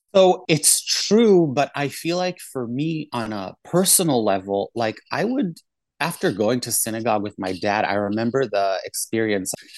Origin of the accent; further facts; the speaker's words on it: Israel; moved away as an adult; also born or lived in South Africa / Cape Town; now in New York, United States; Then we moved to Israel, where I mainly grew up